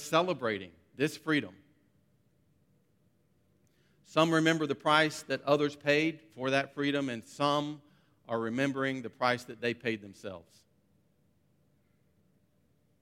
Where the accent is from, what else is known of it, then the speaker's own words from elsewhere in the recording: United States; moved away as an adult; now in Abu Dhabi, United Arab Emirates; I'm from the United States